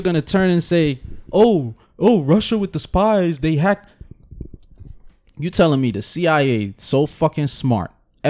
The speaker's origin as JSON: {"language": "English", "country": "Jamaica", "said": "So now, as a Jamaican, you're looking at it as like it's our Jamaicans that's fucking it up."}